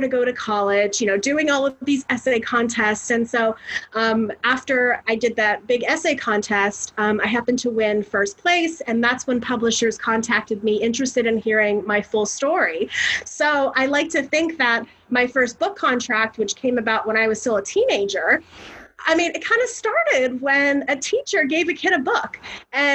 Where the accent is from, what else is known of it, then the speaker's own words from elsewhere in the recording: Florida, United States; I'm from Florida